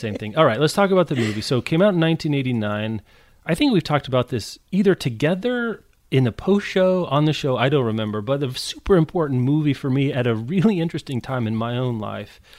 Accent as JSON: {"language": "English", "region": "Midwest", "country": "United States", "said": "we're from the Midwest"}